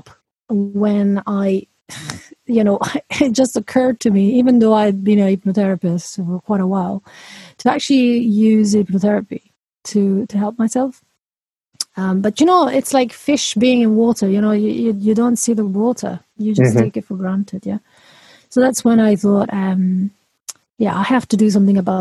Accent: Italy; now in Edinburgh, United Kingdom; I'm Italian, but I'm not calling from Italy. I'm calling from Edinburgh, Scotland.

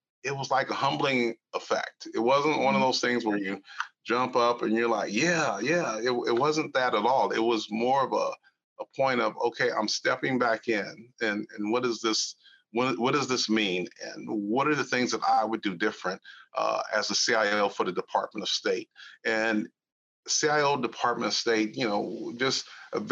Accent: Los Angeles, California, United States; moved away; born and raised in Los Angeles, California. Right out of Central Los Angeles

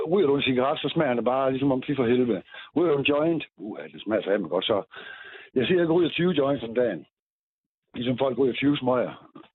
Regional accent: Aarhus, Central Denmark Region, Denmark; Okay, men jeg er da ikke østblokker, jeg kommer fra Aarhus.

